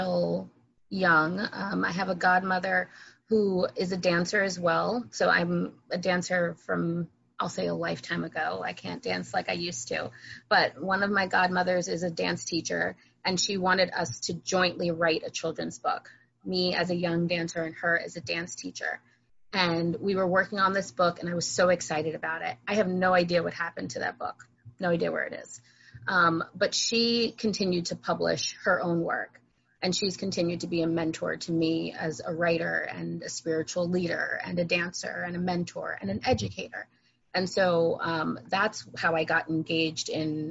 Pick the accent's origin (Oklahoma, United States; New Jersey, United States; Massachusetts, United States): New Jersey, United States; also born or lived in Boston; I'm from New Jersey.